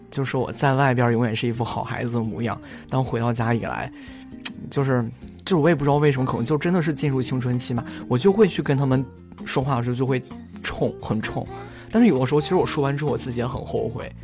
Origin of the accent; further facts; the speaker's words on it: Shandong, China; also born or lived in Xiamen; 我爸妈是他们是比较想让我留在就是山东省内嘛